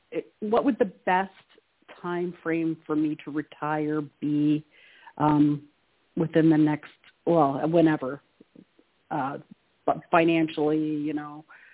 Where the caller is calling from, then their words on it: Canada; Hi, Toni. … from Canada.